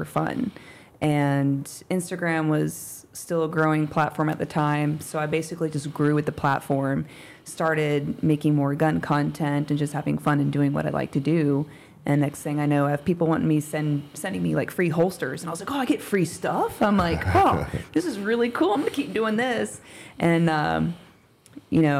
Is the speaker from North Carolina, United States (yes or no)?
no; South Carolina, United States; Born and raised in South Carolina